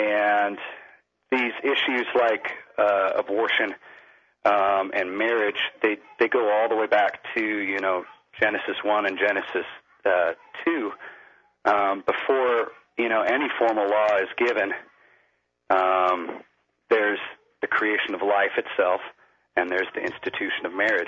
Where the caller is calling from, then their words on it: Lakeport, California, United States; I'm calling from Lakeport, California.